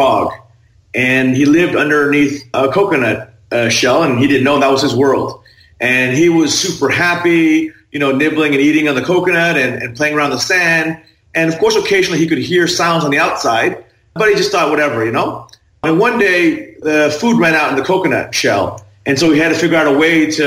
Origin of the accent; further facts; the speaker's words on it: Thailand; I was raised in Thailand